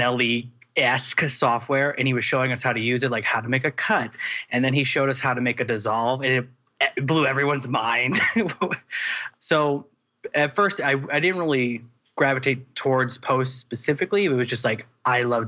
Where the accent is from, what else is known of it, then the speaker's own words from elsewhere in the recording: Wisconsin, United States; moved away as an adult; now in Los Angeles, United States; I went to college. I went to Marquette University in Wisconsin. We're both from Wisconsin.